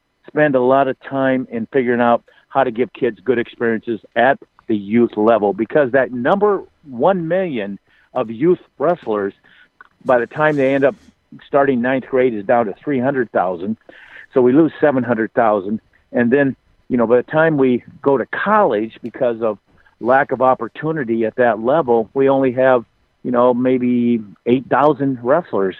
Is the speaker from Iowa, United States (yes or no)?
yes; Waterloo, Iowa, United States; Waterloo, Iowa, my hometown